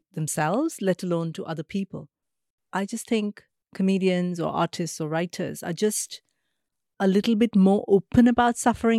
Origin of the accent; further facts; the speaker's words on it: India; I'm thinking of like India, growing up in India, living in India.